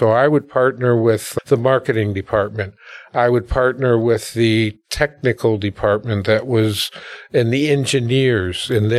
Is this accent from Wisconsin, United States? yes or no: yes; Milwaukee, Wisconsin, United States; Well, I, first of all, I'm a proud alumni of the Milwaukee public school system. So I was born and raised in Milwaukee.